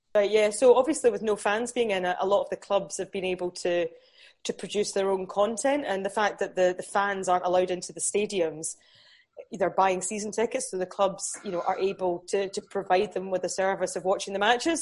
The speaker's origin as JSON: {"language": "English", "town": "Newcastle", "region": "North East England", "country": "United Kingdom", "tie": "born or raised there", "said": "my dad's English, so I was born in Newcastle"}